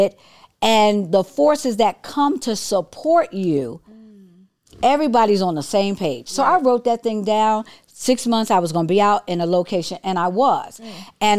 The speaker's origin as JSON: {"language": "English", "town": "Detroit", "region": "Michigan", "country": "United States", "said": "I'm straight from Detroit"}